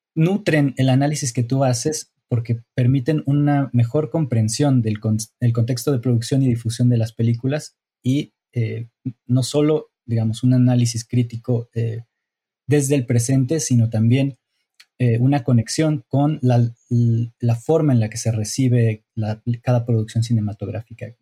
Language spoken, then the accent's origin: Spanish; Mexico; yo como mexicano